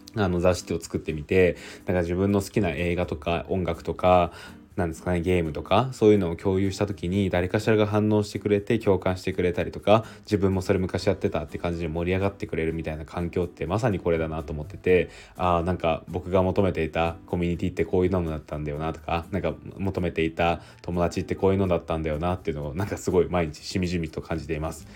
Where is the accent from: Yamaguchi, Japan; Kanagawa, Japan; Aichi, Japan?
Aichi, Japan; now in Tokyo, Japan; 僕は上京して東京に来ているので、あの地元は愛知なんですよね。